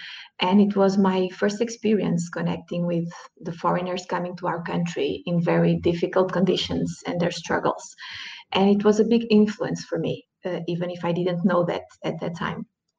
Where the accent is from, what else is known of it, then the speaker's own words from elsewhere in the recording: Porto, Norte, Portugal; moved away as an adult; now in Lisbon, Portugal; I was born in Porto, Portugal, where I grew up and went to school and law school. After graduating, I moved to Lisbon to start my internship in a law firm.